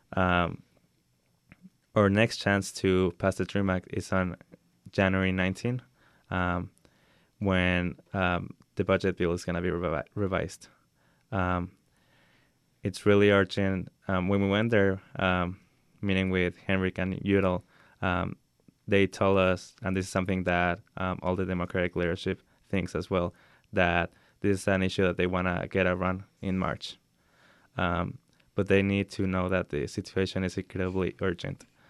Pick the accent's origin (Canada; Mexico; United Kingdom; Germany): Mexico; Acapulco, Guerrero; now in United States; me and my family are from Acapulco, Mexico, and we came to the United States around six years ago